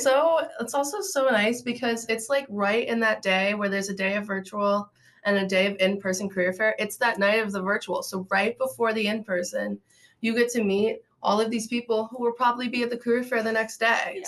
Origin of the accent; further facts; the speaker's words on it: Akron, Ohio, United States; I'm from Akron, Ohio